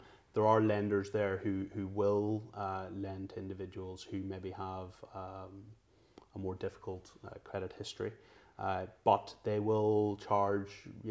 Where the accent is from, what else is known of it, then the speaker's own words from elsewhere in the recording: Northern Ireland, United Kingdom; moved away as an adult; now in London, United Kingdom; growing up in Northern Ireland, we're generally one of two religions